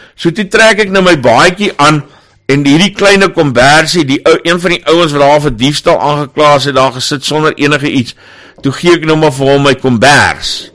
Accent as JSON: {"language": "Afrikaans", "town": "Johannesburg", "region": "Gauteng", "country": "South Africa", "said": "En ek kom van Johannesburg af."}